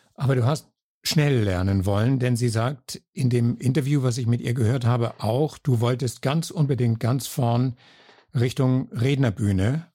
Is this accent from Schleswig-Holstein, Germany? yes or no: yes; Kiel, Schleswig-Holstein, Germany; moved away as an adult; now in Salzburg, Austria; ich komme aus Kiel